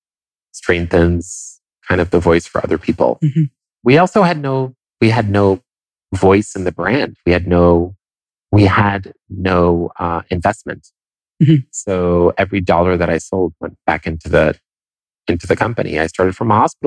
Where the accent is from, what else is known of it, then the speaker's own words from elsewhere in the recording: Italy; first language Italian; English is a second language; moved away; I grew up in Italy. And so Italian was my first language